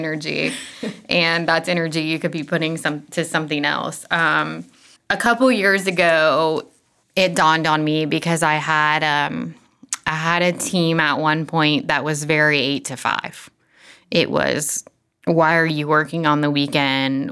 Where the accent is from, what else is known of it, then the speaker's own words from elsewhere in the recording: Florida, United States; moved away as an adult; now in Franklin, United States; we are from Florida and moved to Nashville, well, Franklin, about ten years ago now